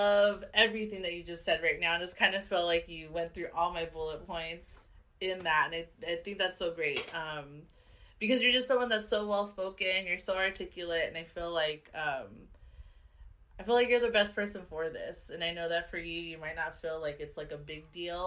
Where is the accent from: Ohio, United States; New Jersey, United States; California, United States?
California, United States; Carson; also born or lived in Wilmington; I left when we moved out when I was 5. So I claim Carson